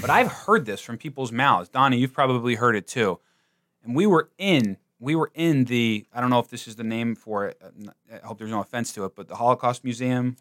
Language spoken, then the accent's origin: English; New Jersey, United States; I'm from New Jersey